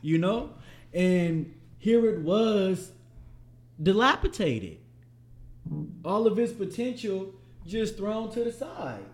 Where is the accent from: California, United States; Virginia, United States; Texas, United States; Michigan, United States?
California, United States; Richmond; I was raised in Central, Central Richmond, the deep sea to be specific, nickel block, fifth and eleven.